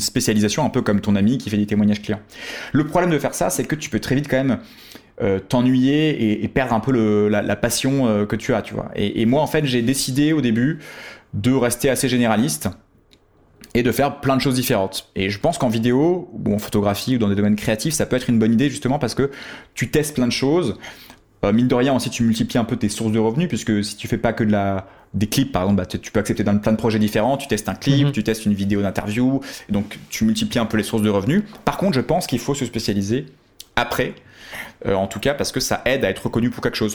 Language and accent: French; France; on était quelques Français à l'époque dans cette formation